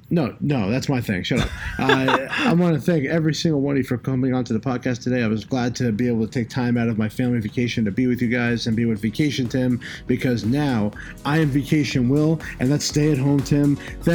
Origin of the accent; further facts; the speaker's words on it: New Jersey, United States; we're from New Jersey.